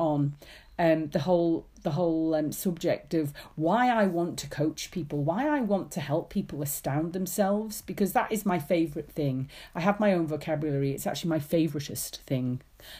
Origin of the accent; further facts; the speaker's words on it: Isle of Man; moved away; I grew up in the Isle of Man